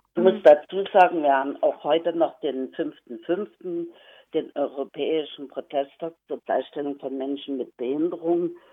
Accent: Saxony, Germany; ich komme aus, den, aus Pommer in Sachsen

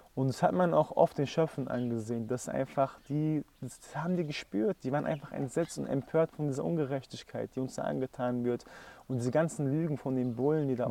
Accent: Frankfurt, Hesse, Germany; also ich komme ja aus Frankfurt

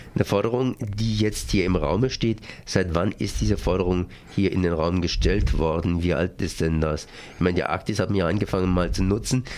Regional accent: Freiburg, Baden-Württemberg, Germany; als Freiburger

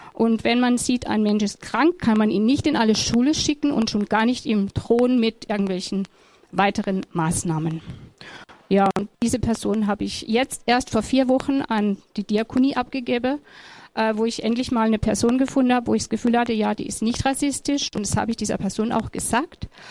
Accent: Germany; ich bin eine Deutsche

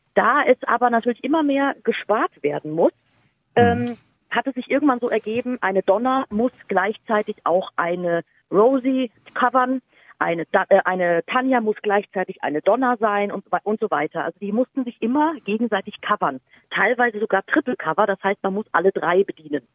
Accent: Munich, Bavaria, Germany; ich bin ja in München aufgewachsen

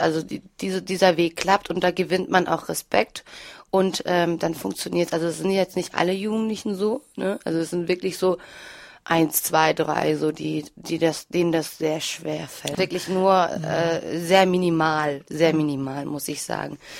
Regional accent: Freiburg, Baden-Württemberg, Germany; also born or lived in Turkey; now in Wuppertal, Germany; ich bin ähm, hier in Deutschland aufgewachsen

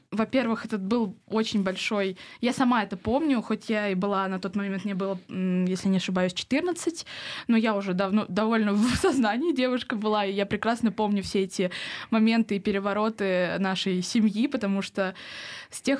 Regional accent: Volga region, Russia; Да, мы семья? поволжские немцы.

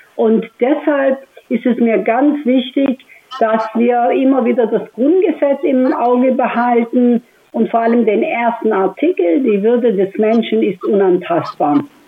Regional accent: Stuttgart, Baden-Württemberg, Germany; wenn ich gesagt habe, aus Stuttgart

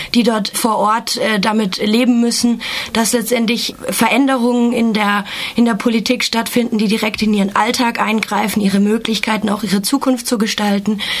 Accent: Germany; ich komme aus Deutschland

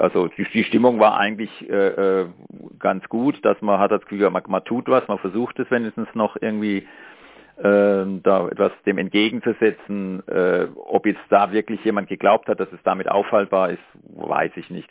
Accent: Markgräflerland, Baden-Württemberg, Germany; now in Freiburg, Germany; ich komme ja aus Markgräfenland

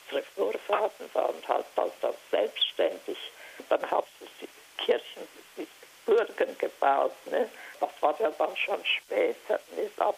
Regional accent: Transylvania, Romania; moved away

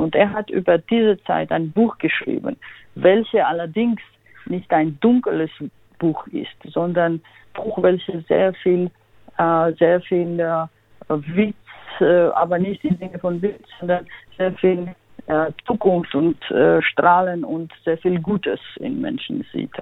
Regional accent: Georgia; German is a second language; now in Freiburg, Germany; ich komme, wie Sie sagten, aus Georgien und ich habe dort auch so schwierige Zeiten erlebt

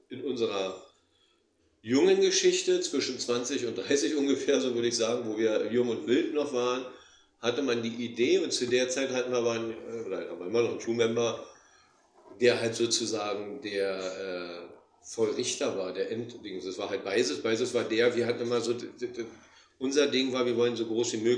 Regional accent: Berlin, Germany; Wir, wir kommen halt aus West-Berlin. West-Berlin ist ja der amerikanische Sektor gewesen.

